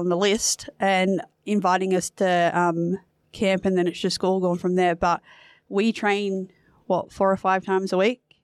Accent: New South Wales, Australia; moved away as an adult; now in Perth, Australia; I'm originally from New South Wales

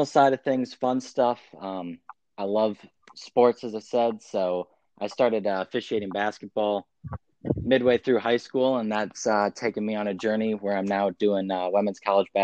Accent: Platteville, Wisconsin, United States; moved away as an adult; now in St. Louis, United States; I grew up in Platteville, Wisconsin, small little town in the southwest corner of Wisconsin

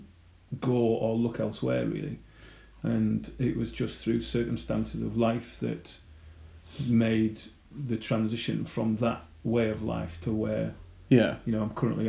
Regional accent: Redcar, North East England, United Kingdom; moved away as an adult; also born or lived in County Durham; now in Stockton-on-Tees, United Kingdom; Born and bred in Redcar

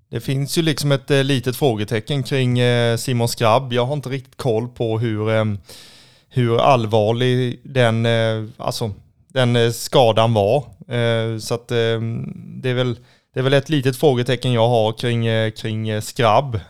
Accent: Kalmar, Kalmar County, Sweden; om jag är uppvuxen och född i Kalmar

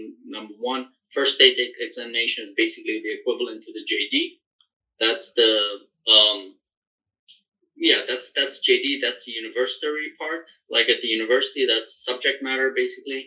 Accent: Germany; moved away as an adult; also born or lived in Afghanistan; now in United States; I grew up in Germany and I studied law in Germany

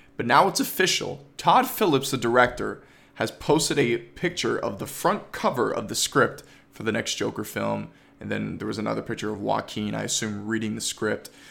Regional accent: Toronto, Ontario, Canada; I'm from Toronto, Ontario

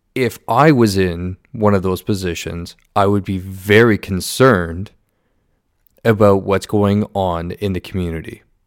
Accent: Southern Ontario, Canada; I was born and raised in Southern Ontario

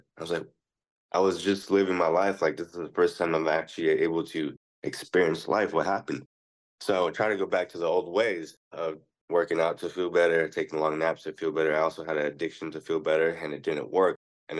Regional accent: Philippines; You're actually right, though. I am Filipino.

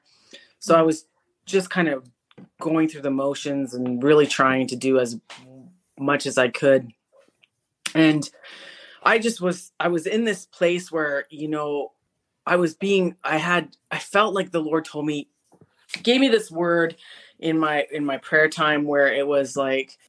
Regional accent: Canada; also born or lived in Winnipeg, Manitoba; I'm Canadian. I live in a city called Winnipeg, which is central Canada

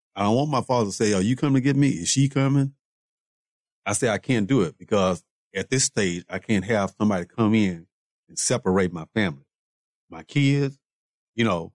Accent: Houston, Texas, United States; also born or lived in Waco / Dallas; I'm originally from Houston

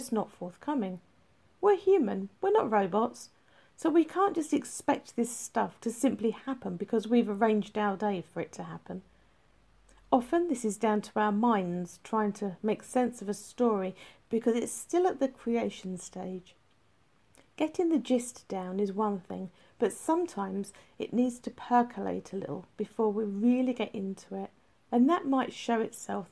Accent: England, United Kingdom; I'm English, so I wrote it in UK English

